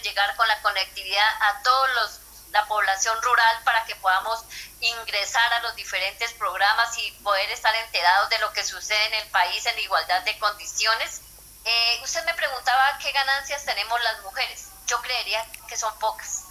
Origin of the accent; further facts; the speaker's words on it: Inzá, Cauca, Colombia; soy de Insa Cauca, eh, de la Asociación Campesina de Isa Tierra Adentro